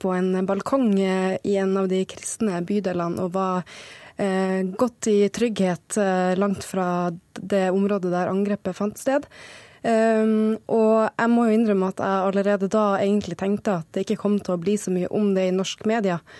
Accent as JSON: {"language": "Norwegian", "country": "Norway", "said": "vi som nordmenn"}